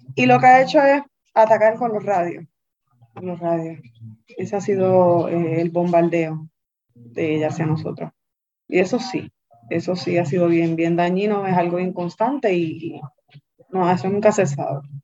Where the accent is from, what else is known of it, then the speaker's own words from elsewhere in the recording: Carolina, Puerto Rico; yo soy de Carolina.